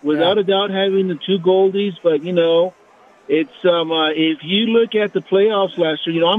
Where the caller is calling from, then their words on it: Las Vegas, Nevada, United States; I'm calling from Las Vegas.